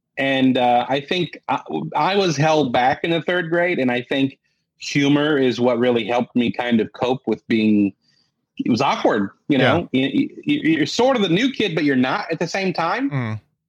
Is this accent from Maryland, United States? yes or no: no; Columbus, Indiana, United States; Yes, sixth ranked city in the country for architecture, and it's a beautiful town. I mean, they call it Athens on the Prairie is what they call it.